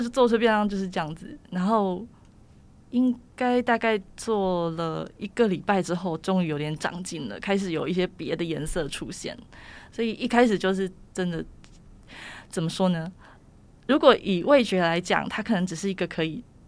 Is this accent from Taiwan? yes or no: yes; Taiwan; 我们台湾人